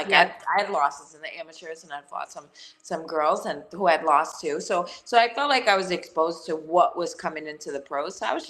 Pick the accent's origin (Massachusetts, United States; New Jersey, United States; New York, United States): New York, United States; New York City; I grew up in Gariton Beach in Brooklyn, and it's like this little tiny pushed off little area where all the white trash came off the bowl from Ireland like years ago, and we just manifested in this little tiny community